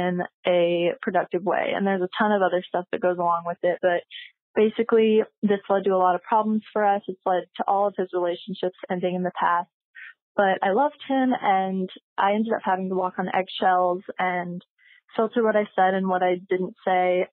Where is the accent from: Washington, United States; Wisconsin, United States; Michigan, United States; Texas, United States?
Texas, United States; moved away as an adult; now in Arizona, United States; I am 21 and I grew up in Texas